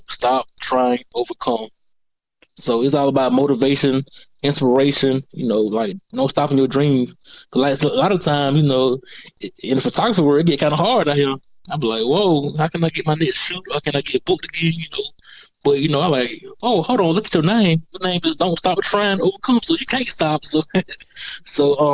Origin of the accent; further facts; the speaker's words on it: Macon, Georgia, United States; growing up in Macon, you know, like I didn't know, like, you know, coming from Pleasant Hill